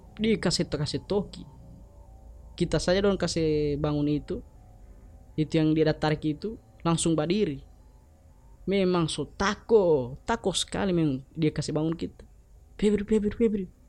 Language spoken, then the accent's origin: Indonesian; Gorontalo, Indonesia; kita orang Gorontalo